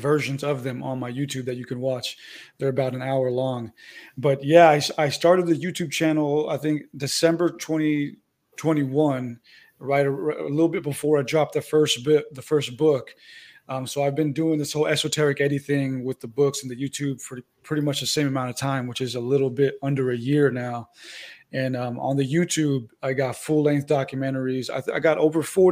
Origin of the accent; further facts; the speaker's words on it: San Diego, California, United States; moved away as an adult; also born or lived in Santa Rosa, California; now in Arizona, United States; That's where I'm originally from, but I actually live in Arizona right now